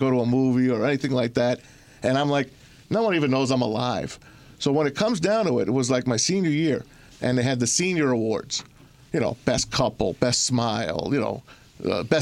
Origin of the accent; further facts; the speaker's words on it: Hudson County, New Jersey, United States; moved away as an adult; now in Michigan, United States; I grew up in Hudson County, which overlooked New York City, you know, on the Hudson River.